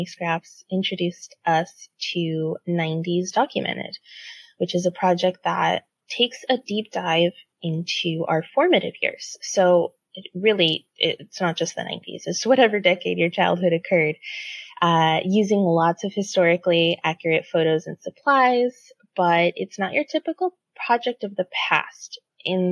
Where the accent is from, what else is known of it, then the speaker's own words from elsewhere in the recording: San Diego, California, United States; moved away as an adult; now in Seattle, United States; I'm from San Diego, but moved to Seattle for work 8 years ago